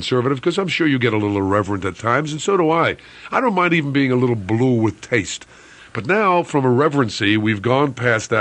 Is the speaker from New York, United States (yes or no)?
yes; New York City, New York, United States; I'm a New Yorker